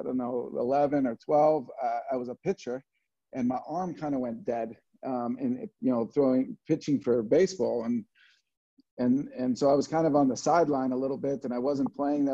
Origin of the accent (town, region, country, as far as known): Los Angeles, California, United States; born or raised there; also born or lived in Scotland; now in North Carolina, United States